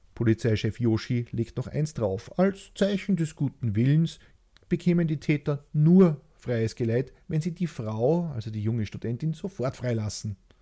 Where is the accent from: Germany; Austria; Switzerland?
Austria; Ich liebe mein Heimatland.